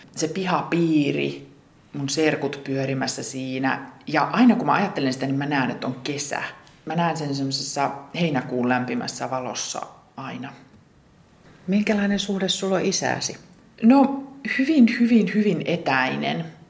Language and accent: Finnish; Ylivieska, North Ostrobothnia, Finland; moved away; Ylivieskassa, mistä mä oon lähtöisin